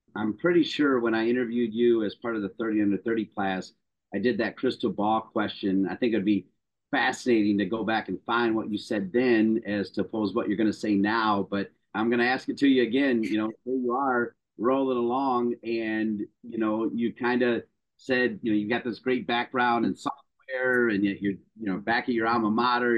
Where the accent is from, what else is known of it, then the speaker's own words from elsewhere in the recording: Toledo, Ohio, United States; I'm from Toledo